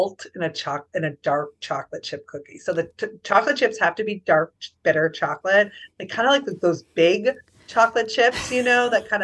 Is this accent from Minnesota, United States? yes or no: yes; Minneapolis, Minnesota, United States; moved away; also born or lived in San Francisco; I grew up in Minneapolis